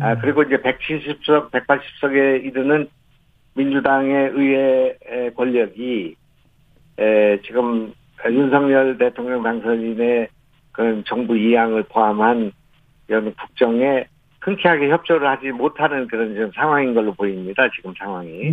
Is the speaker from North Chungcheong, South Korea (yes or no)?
yes; Goesan, North Chungcheong, South Korea; moved away; also born or lived in Gyeonggi Province; 제 고향이 이제 충청북도이고 거기서 자랐고